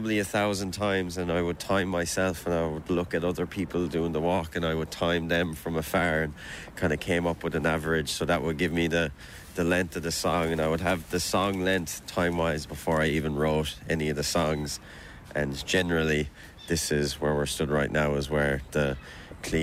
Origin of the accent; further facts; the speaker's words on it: Limerick, Munster, Ireland; growing up in Limerick